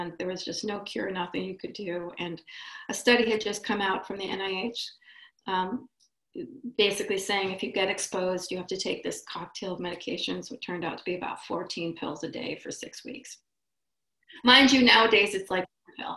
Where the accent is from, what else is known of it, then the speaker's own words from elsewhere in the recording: Israel; moved away; also born or lived in Boston; I'm from Israel.